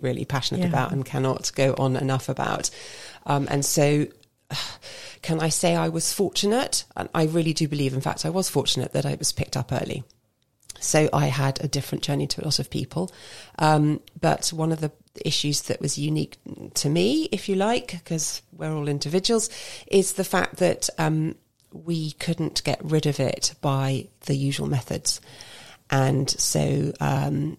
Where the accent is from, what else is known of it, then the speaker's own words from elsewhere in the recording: London, United Kingdom; moved away as an adult; now in Basingstoke, United Kingdom; I still count myself as a born and bred Londoner.